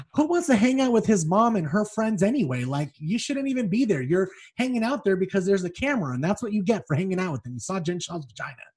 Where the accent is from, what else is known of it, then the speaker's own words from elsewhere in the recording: Las Vegas, Nevada, United States; I'm from Vegas